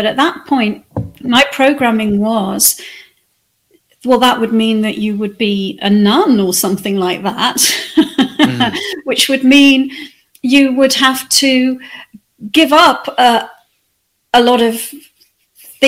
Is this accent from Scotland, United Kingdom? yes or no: no; the Wirral, North West England, United Kingdom; moved away; also born or lived in Australia; I spent the rest of my childhood growing up on the Wirral